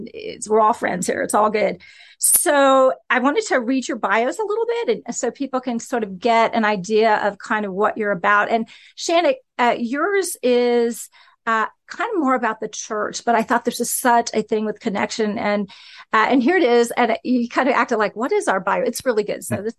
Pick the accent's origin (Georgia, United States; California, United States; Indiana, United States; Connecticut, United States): Indiana, United States; West Lafayette; Do you know, I'm an Indiana girl. I'm from West Lafayette.